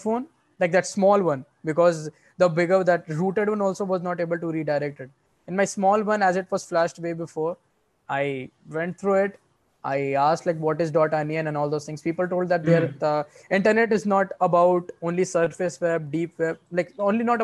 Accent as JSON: {"language": "English", "country": "India", "said": "We as an Indian"}